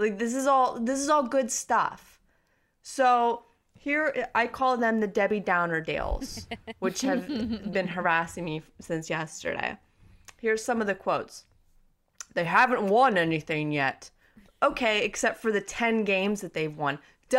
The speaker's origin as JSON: {"language": "English", "town": "Youngstown", "region": "Ohio", "country": "United States", "tie": "born or raised there", "said": "So our entire life growing up around here has been constantly polluted by Pittsburgh Steelers"}